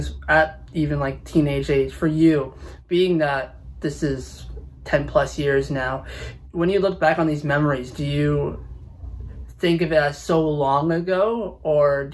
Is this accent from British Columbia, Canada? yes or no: no; Toronto, Ontario, Canada; I'm from Toronto